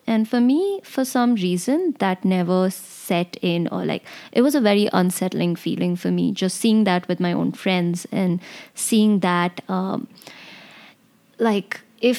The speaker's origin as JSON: {"language": "English", "country": "India", "tie": "born or raised there", "said": "Something to me that really stuck out growing up in the Indian Army was just how hierarchical the Indian Army is, right?"}